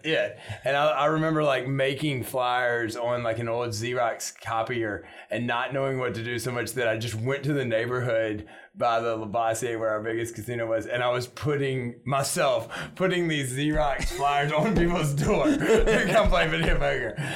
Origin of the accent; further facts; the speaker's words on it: Shreveport, Louisiana, United States; I grew up in a time when I think Shreveport was fighting for progress